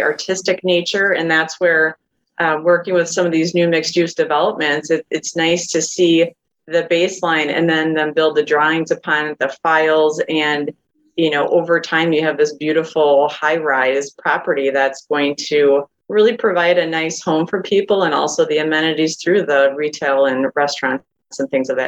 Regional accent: Madison, Wisconsin, United States; I actually am born and raised in the Madison area. So I've been here over 40 years

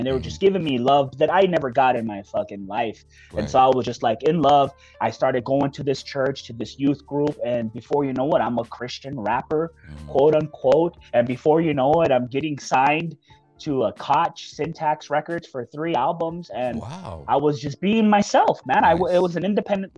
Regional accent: Hawthorne, California, United States; I'm from Hawthorne, everybody was gangbanging back then.

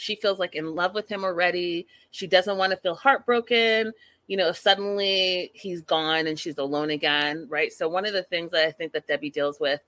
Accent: Burnaby, British Columbia, Canada; also born or lived in Port Coquitlam; I was raised in Burnaby, went to SFU, and then during all of that, you know, moved to Poco

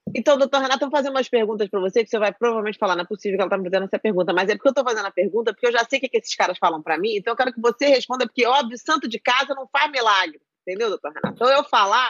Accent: Brazil; No Brasil, eu cresci minha vida inteira no Brasil

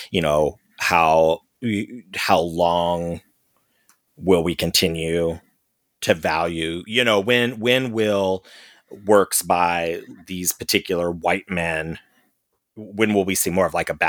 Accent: St. Louis, Missouri, United States; when I grew up in St. Louis, I was in a black world. I didn't know any white people.

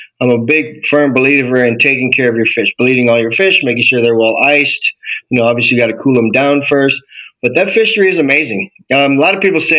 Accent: Maui, Hawaii, United States; born and raised in Hawaii. I grew up in Maui

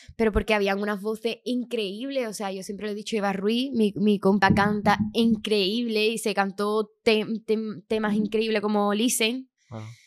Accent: Chiclana de la Frontera, Andalusia, Spain; now in Madrid, Spain; yo soy de Chiclana, aunque ahora estoy viviendo aquí en Madrid.

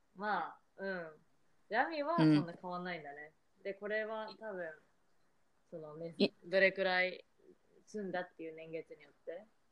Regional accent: Tokyo, Japan; moved away as an adult; now in United States; 私の実家が東京なの

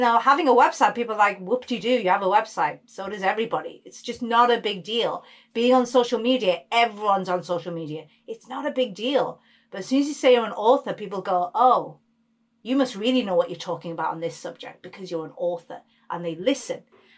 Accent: India; Yeah, I'm beyond Indian, really.

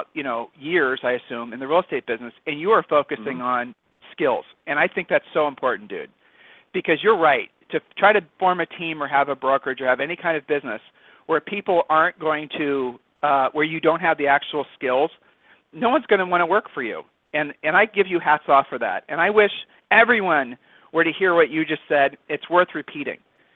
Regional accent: Ohio, United States; I'm from Ohio

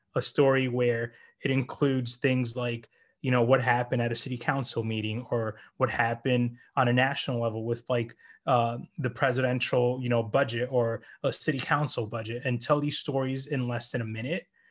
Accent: United States; also born or lived in New Jersey / Florida / New York; now in New York City, United States; We grew up in New Jersey, and we moved to Florida

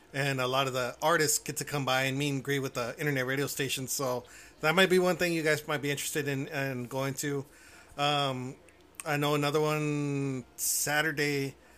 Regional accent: Houston, Texas, United States; now in Cotulla, United States; I was originally from Houston. Now I'm south of San Antonio

